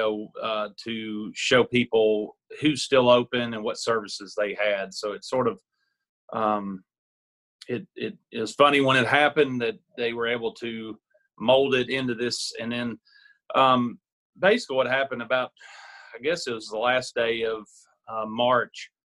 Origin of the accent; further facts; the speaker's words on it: Kingsport, Tennessee, United States; also born or lived in Knoxville / Jonesborough; My wife and I are originally born and raised in Kingsport.